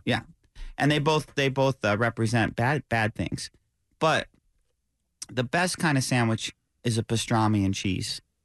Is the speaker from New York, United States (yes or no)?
yes; upstate New York, United States; I grew up, as you know, in upstate New York